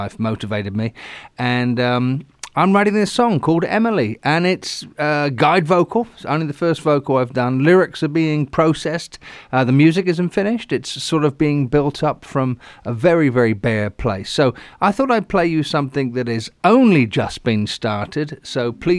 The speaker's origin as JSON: {"language": "English", "town": "Southampton", "region": "South East England", "country": "United Kingdom", "accent": "Hampshire", "moved": "yes", "said": "my Hampshire accent there. That's where I came from."}